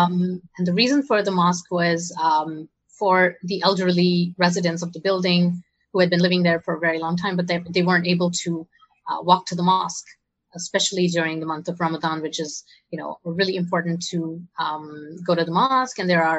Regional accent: Saudi Arabia; also born or lived in India; I grew up in Saudi Arabia, and then I moved to India for my college education because my parents are from here

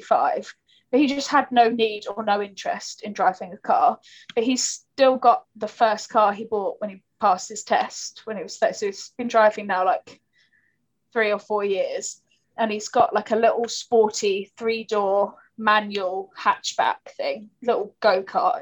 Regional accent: Kent, South East England, United Kingdom; now in London, United Kingdom; I'm from Kent. I live in London now, but I'm from like the countryside, and I like grew up with like a garden

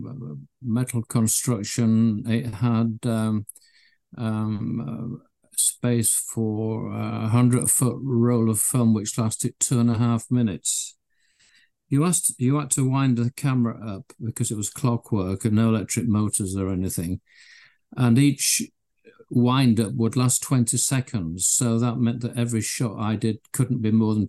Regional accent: Leeds, Yorkshire and the Humber, United Kingdom; I was born in Leeds in Yorkshire in the UK. I lived in a terrace house with my parents and my sister. It was great in those days. We used to play out in the cobbled back streets

